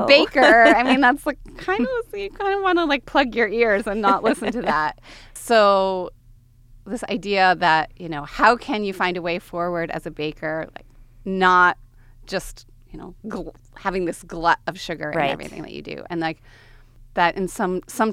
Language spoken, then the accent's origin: English; suburban Connecticut, United States; born or raised there